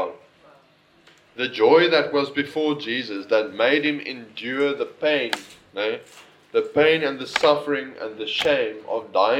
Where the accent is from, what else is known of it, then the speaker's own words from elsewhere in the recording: Northern Cape, South Africa; now in Sir Lowry's Pass, South Africa; I come from the Northern Cape